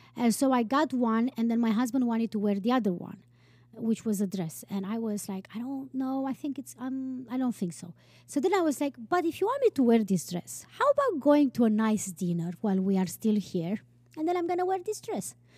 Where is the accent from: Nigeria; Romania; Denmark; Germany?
Romania; moved away; I grew up with in Romania